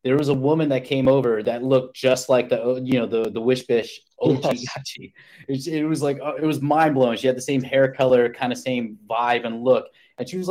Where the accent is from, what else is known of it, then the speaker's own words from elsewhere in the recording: New York, United States; I'm from New York